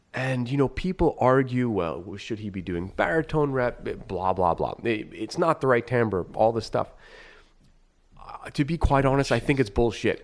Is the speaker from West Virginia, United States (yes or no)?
no; northeastern Pennsylvania, United States; also born or lived in New York; we moved, and so I, I essentially grew up in northeastern Pennsylvania in a New York house